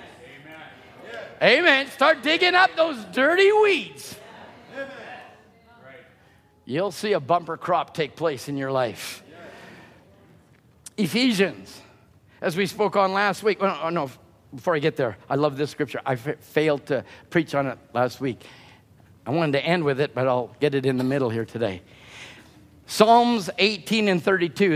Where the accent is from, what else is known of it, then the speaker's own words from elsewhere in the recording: Chilliwack, British Columbia, Canada; I grew up in Chilliwack